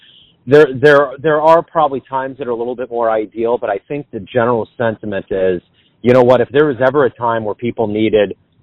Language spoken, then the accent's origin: English; Midwest, United States; I'm from the Midwest